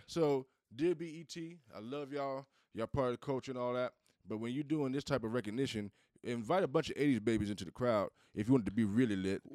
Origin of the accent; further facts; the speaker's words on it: Southeast, United States; I'm from the South. I'm from the Southeast.